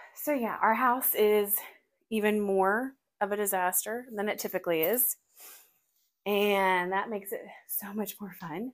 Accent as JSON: {"language": "English", "town": "Forney", "region": "Texas", "country": "United States", "tie": "born or raised there", "said": "I am not a country girl, even though I grew up in Forney"}